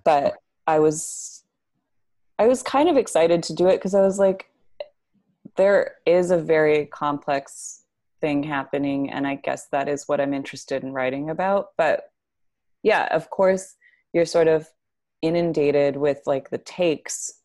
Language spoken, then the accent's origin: English; Tucson, Arizona, United States; moved away as an adult; also born or lived in Grand Rapids, Michigan; now in New York, United States; I grew up in Tucson and then partially in Grand Rapids, Michigan